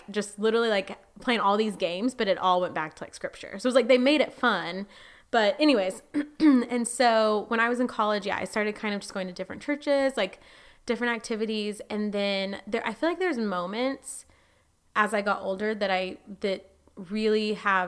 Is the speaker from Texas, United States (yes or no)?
yes; near Burleson, Texas, United States; it wasn't in my hometown. It was the town outside